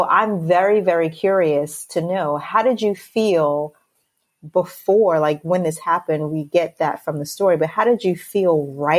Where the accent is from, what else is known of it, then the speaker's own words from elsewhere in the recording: United States; as a Black person living in America, I am American. I was born here